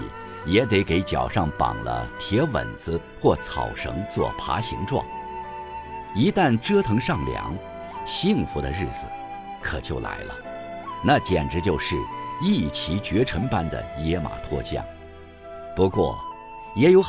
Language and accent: Chinese; Zhen'an, Shaanxi, China; 当我在西安以南的大山深处镇安县出生时，其实距离县城还很远。那里许多人甚至一辈子都没进过城。我的出生地是松柏乡。那时叫松柏公社，父亲在那里当公务员。